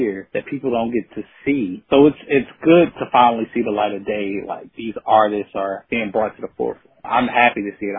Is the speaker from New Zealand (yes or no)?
no; South Boston, Virginia, United States; moved away; also born or lived in North Carolina; I'm from South Boston, Virginia